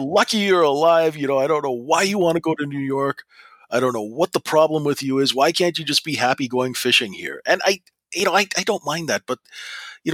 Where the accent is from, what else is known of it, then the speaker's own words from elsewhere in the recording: Regina, Saskatchewan, Canada; moved away; also born or lived in Vancouver; I grew up in Saskatchewan, which is a very down-to-earth place.